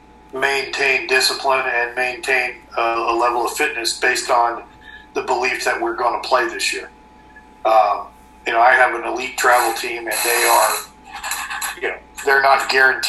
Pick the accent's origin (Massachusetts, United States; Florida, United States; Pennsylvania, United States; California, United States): California, United States; Southern; now in Canada; I grew up in Southern California